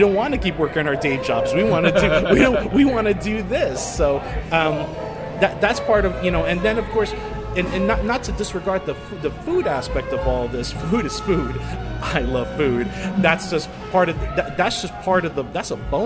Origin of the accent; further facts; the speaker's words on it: New Jersey, United States; moved away as an adult; now in Sacramento, United States; I'm from New Jersey